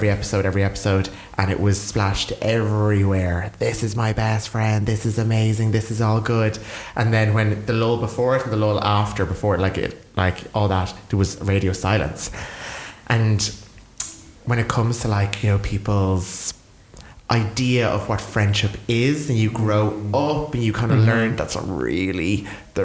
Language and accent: English; Wexford, Leinster, Ireland; now in Dublin, Ireland; I'm from Wexford